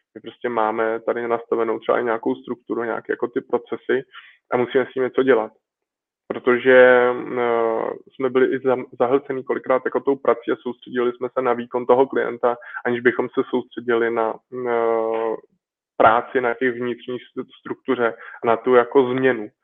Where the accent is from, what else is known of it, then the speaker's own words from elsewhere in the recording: Czechia; jsem prostě Čech a češtinu mám rád